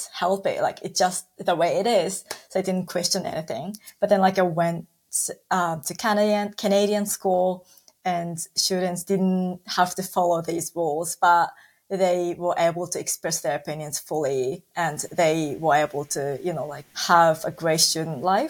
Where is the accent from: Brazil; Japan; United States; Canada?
Japan; Osaka; I was born and raised in Osaka, which is the second largest city in Japan, next to Tokyo.